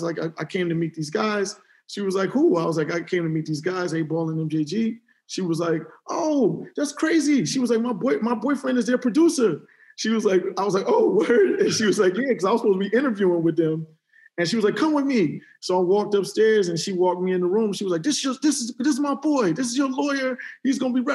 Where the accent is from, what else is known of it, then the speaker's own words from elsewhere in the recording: Cleveland, Ohio, United States; moved away; also born or lived in Houston / New York; I'm from Cleveland, Ohio originally